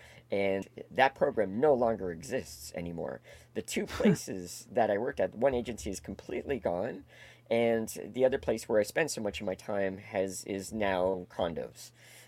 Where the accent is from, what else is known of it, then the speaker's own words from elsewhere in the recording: Toronto, Ontario, Canada; But I grew up in Etobicoke, a suburb of Toronto.